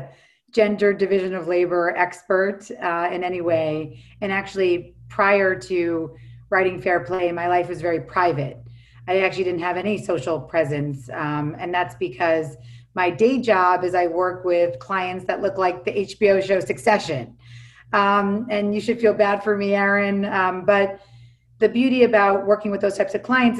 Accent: New York City, New York, United States; now in Los Angeles, United States; I live in Los Angeles now, even though I'm from New York City.

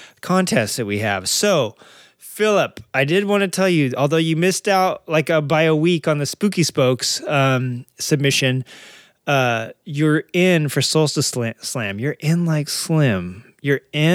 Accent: San Diego area, California, United States; born or raised there; also born or lived in Arkansas; now in California, United States

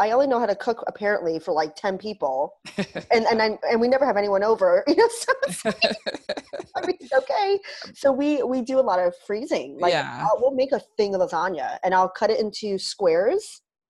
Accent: New York, United States; moved away; I am originally from New York and I grew up in a Jewish family. And my mother's side is Sephardic. So that means that her family and her ancestors came from Turkey and Spain, in my mom's case.

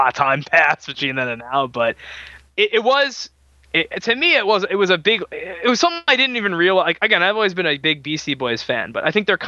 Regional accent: New York, United States; I'm from New York

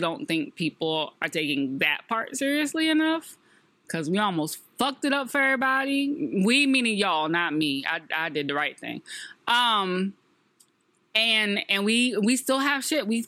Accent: New York, United States; as a New Yorker

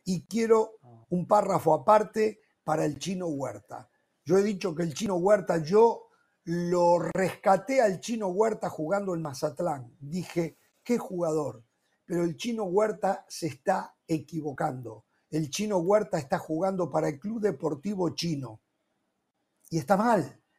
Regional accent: Uruguay

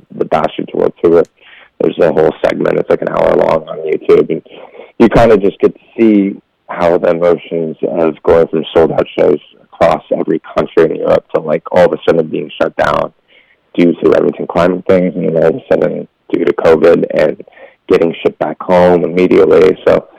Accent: Las Vegas, Nevada, United States; We grew up in Vegas

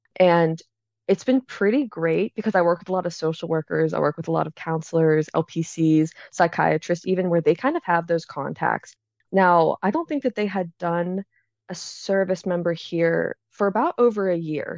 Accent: Pittsburgh, Pennsylvania, United States; also born or lived in Philadelphia, Pennsylvania; I'm from Pittsburgh, Pennsylvania

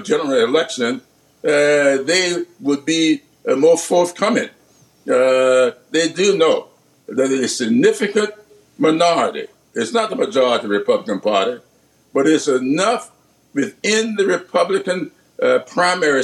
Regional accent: the South, United States; I grew up in the South, yes, but I grew up in a parsonage

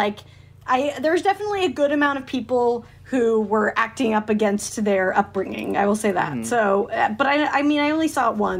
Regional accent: Salt Lake City, Utah, United States; moved away; remember that fucking weird cult city we grew up in?

